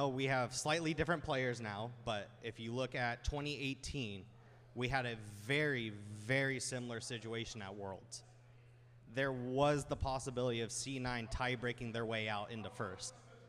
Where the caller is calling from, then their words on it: Los Angeles, California, United States; Beautiful Los Angeles.